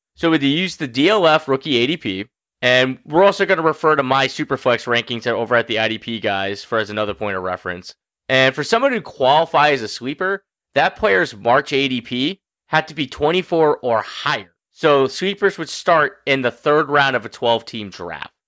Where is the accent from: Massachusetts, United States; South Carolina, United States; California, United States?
Massachusetts, United States; Dave and I are both from Mass. So, uh, as a Mass guy